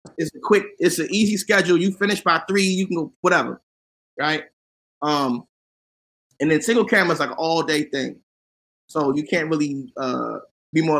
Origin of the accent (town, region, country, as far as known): Washington, District of Columbia, United States